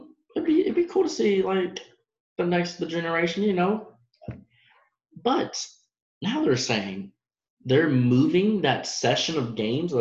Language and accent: English; Dallas, Texas, United States; moved away; I'm from Dallas